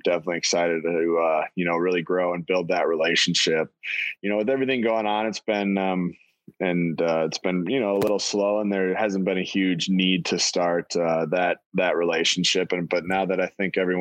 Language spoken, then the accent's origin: English; North Dakota, United States; I'm originally from North Dakota